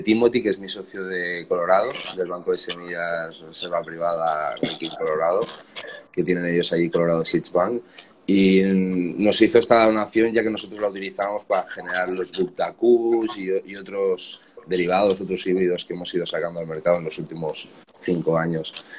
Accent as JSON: {"language": "Spanish", "town": "Barcelona", "region": "Catalonia", "country": "Spain", "said": "nosotros somos de Barcelona"}